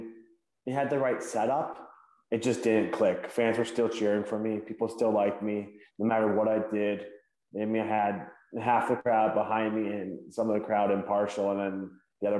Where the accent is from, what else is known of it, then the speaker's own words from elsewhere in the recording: Hamilton, Ontario, Canada; my hometown, Hamilton, Ontario, somewhere I'm very proud to be from